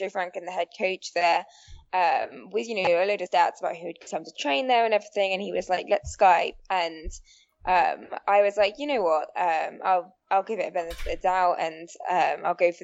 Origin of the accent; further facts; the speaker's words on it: England, United Kingdom; moved away as an adult; also born or lived in Albuquerque, New Mexico; now in Flagstaff, United States; I'm originally from England, but I've been living here for 5 years.